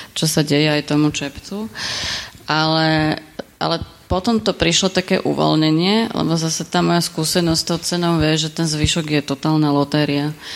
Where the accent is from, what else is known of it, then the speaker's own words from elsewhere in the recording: Bratislava, Bratislava Region, Slovakia; ja som z Bratislavy